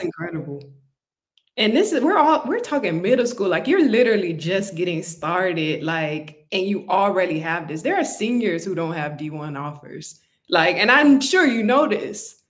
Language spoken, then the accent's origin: English; Miami, Florida, United States; I'm from Miami originally